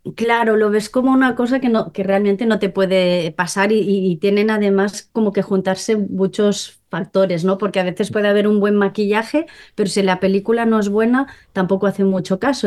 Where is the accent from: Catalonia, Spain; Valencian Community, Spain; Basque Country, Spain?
Catalonia, Spain; Molins de Rei; yo soy de, Molins de Rey, ¿no? De un pueblo cerca de Barcelona